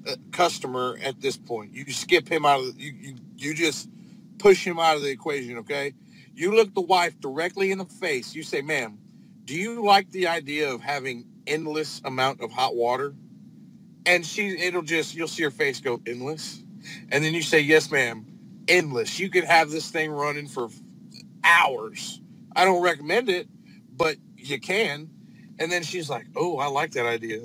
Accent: northern Indiana, United States; now in Texas, United States; I'm from uh, northern Indiana. Um, I'm not a Texan, but I got here as fast as I could. Um, I lived up there since about uh, 2008, 2007.

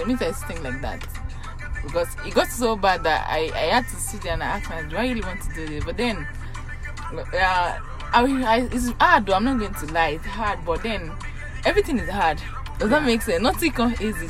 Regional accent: Yorubaland, Nigeria; accent: Yoruba; now in Makati, Philippines; I'm Yoruba. I did say that. Even my accent should have said it

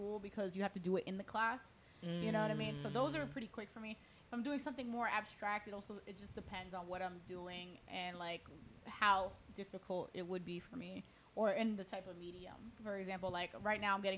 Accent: Elmwood Park, New Jersey, United States; where I grew up in Elmo Park

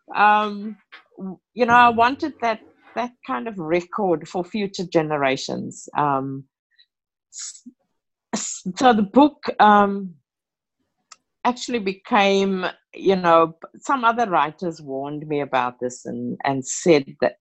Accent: Cape Town, Western Cape, South Africa; moved away as an adult; now in Sydney, Australia; I grew up in South Africa. I was born in Cape Town, South Africa

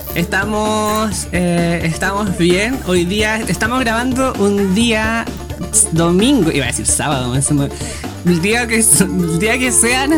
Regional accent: Chiguayante, Biobío, Chile; soy de Chivayante

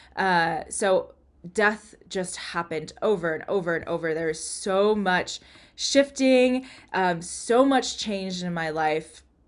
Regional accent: United States; I'm American but I'm not Native American

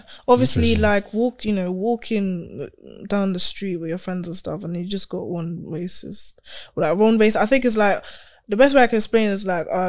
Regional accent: Dublin, Leinster, Ireland; And like I'm actually from Dublin.

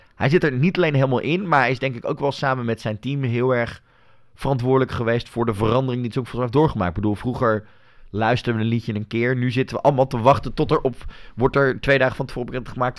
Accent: Netherlands; ik als Nederlander

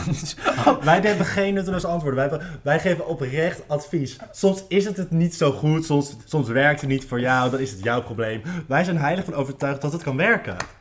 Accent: Naaldwijk, South Holland, Netherlands; ik was de homo van Naaldwijk

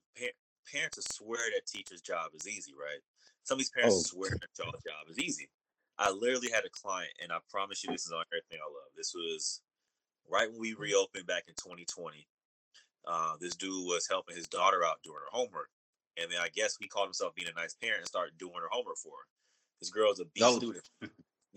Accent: Oakland, California, United States; now in Long Beach, United States; growing up in Oakland, I was living with my mom

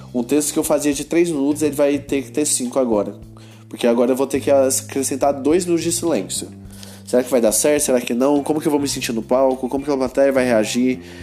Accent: Goiânia, Goiás, Brazil; eu sou de Goiânia

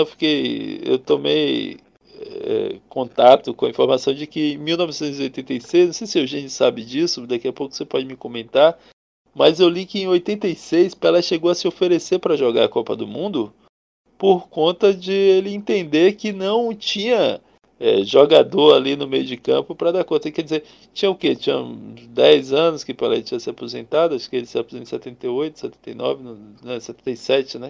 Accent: Brazil; nós como brasileiros progressistas

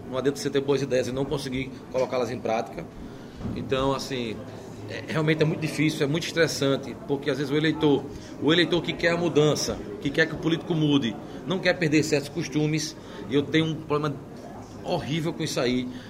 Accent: Maceió, Alagoas, Brazil; Eu sou nascido e criado em Maceió

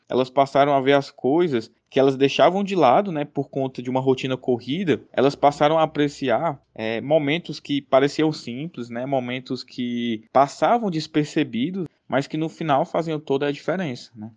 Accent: Fortaleza, Ceará, Brazil; sou educador financeiro, sou de Fortaleza

